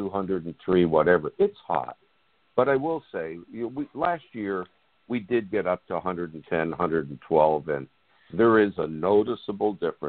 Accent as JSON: {"language": "English", "region": "Arizona", "country": "United States", "tie": "born or raised there", "also_born_or_lived": "Chicago / Scottsdale, Arizona", "moved": "as an adult", "said": "I'm born and raised in Arizona"}